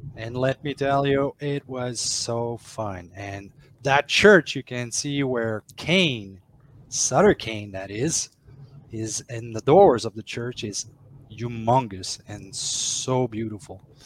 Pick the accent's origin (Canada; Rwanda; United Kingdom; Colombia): Canada; Maniwaki, Quebec; my hometown in Maniwaki